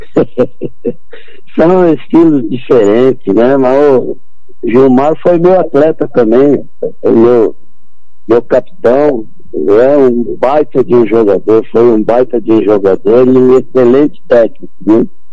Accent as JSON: {"language": "Portuguese", "region": "São Paulo", "country": "Brazil", "moved": "yes", "lives_now": "Campo Grande, Brazil", "said": "quando eu morei em São Paulo, sou de São Paulo"}